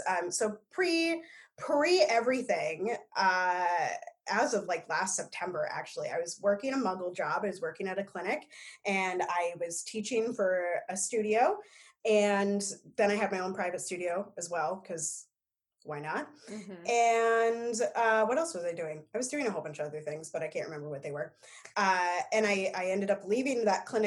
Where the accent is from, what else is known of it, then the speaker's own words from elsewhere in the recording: Omaha, Nebraska, United States; now in Minneapolis, United States; I grew up in Omaha